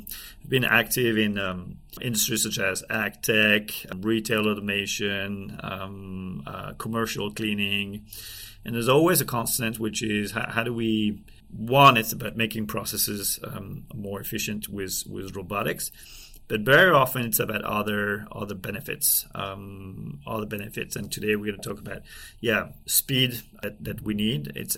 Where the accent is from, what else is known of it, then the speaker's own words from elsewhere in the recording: France; accent: French; English is a second language; now in United States; I'm from France. I'm doing my best to try and improve my English accent, but can't hide it.